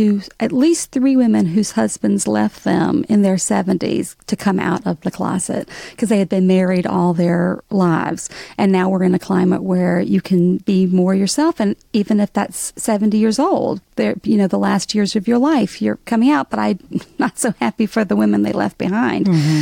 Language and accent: English; Alabama, United States; accent: Southern; moved away as an adult; now in New York, United States; growing up in Alabama, nobody was out of the closet in the 80s. And when I moved to New York